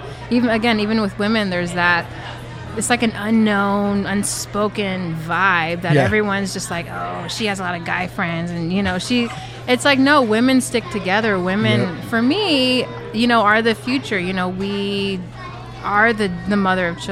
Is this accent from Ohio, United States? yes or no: no; St. Louis, Missouri, United States; moved away; I'm from St. Louis originally, from the Midwest